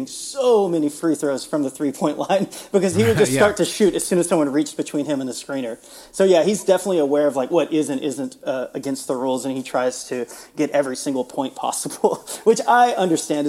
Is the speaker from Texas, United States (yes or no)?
yes; Houston, Texas, United States; now in Austin, United States; So I grew up in the Houston area. I grew up in a suburb of Houston